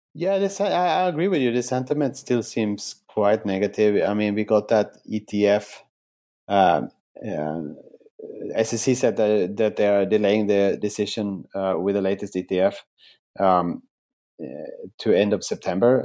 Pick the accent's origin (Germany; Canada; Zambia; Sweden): Sweden; moved away as an adult; also born or lived in Asia / New York / Singapore; now in Melbourne, Australia; in my home country of Sweden